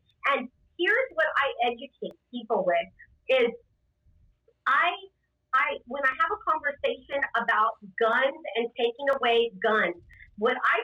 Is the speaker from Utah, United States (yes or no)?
no; Rio Grande Valley, Texas, United States; I'm born and bred in the Rio Grande Valley.